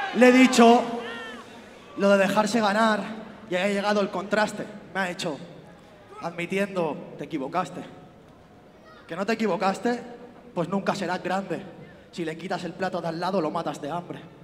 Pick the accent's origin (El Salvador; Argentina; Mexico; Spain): Spain; nosotros a La Rioja